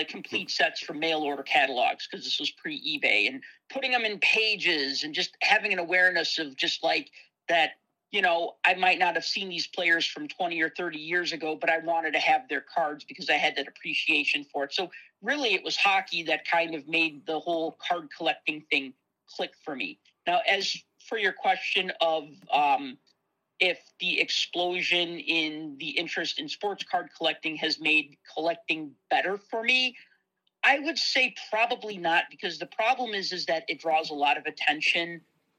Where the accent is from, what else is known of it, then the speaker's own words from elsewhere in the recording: Chicago, Illinois, United States; being from Chicago